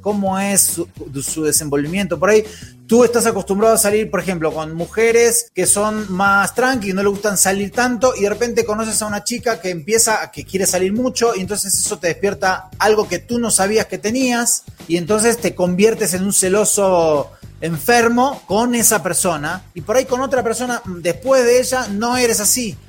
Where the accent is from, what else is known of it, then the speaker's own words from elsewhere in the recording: Argentina; moved away; cómo somos los argentinos